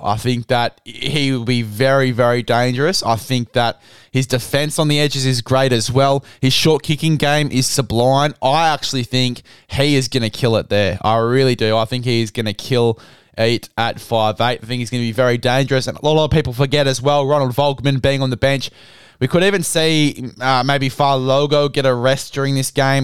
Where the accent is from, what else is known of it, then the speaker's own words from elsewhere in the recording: Australia; I'm an Australian